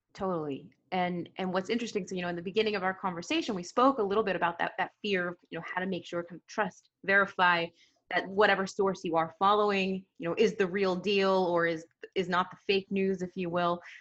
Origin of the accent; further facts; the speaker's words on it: United States; accent: American; you can hear from my accent, I'm American